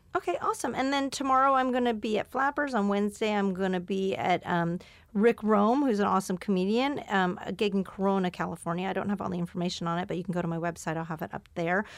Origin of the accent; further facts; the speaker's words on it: Canada; moved away; where I grew up in Ca-, in Canada